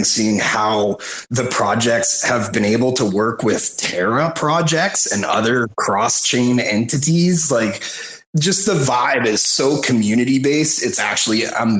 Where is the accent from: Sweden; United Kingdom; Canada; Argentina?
Canada; I'm a Canadian